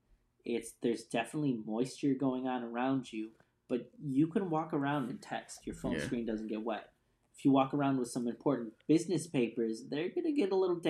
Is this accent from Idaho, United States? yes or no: no; Phoenix, Arizona, United States; Yeah. I grew up there. I was born in Phoenix, Arizona, Maricopa County.